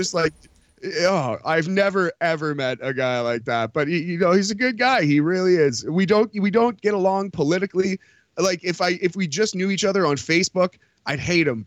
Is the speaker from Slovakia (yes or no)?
no; Sudbury, Ontario, Canada; now in Toronto, Canada; where I grew up in Sudbury, or even actually north of Sudbury